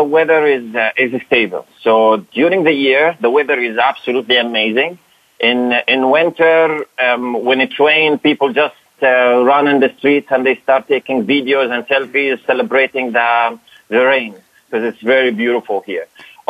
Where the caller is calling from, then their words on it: Dubai, United Arab Emirates; I'm calling from Dubai